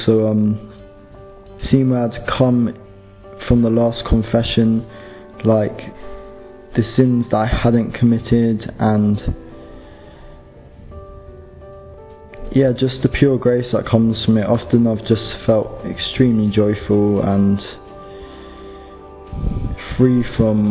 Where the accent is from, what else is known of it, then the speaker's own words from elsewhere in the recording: London, United Kingdom; I'm 19 and I'm from London.